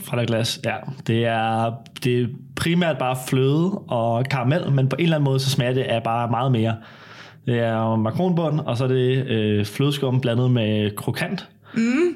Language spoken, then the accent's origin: Danish; Søborg, Capital Region of Denmark, Denmark; jeg er 20 år, kom fra Søborg Mørkøj